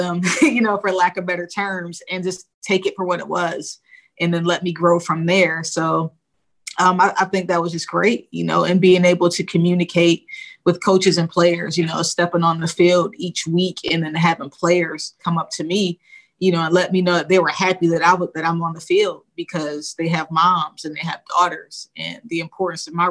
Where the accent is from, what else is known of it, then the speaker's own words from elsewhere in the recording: Rochester, New York, United States; So I'm West Side till I die for, you know, for Rochester. But, you know, that's where I grew up